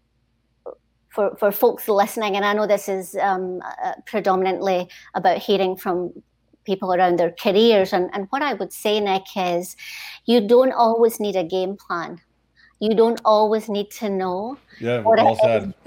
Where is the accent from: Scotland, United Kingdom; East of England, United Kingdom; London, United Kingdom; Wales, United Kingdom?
Scotland, United Kingdom; Stoneyburn; moved away; also born or lived in Singapore; It was actually a small mining village in between Glasgow and Edinburgh, and the name of the village is Stonyburn, and so that's where I grew up